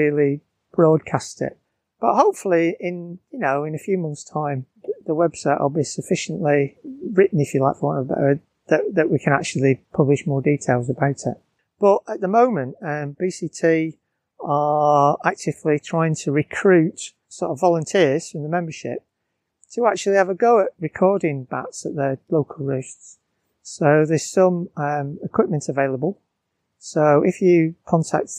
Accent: Bolton, North West England, United Kingdom; now in Surrey, United Kingdom; I'm from Bolton

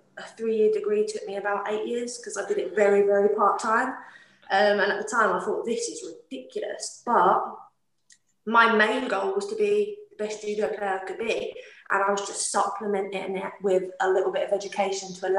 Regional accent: London, United Kingdom; accent: London; now in Scotland, United Kingdom; My accent, definitely from London.

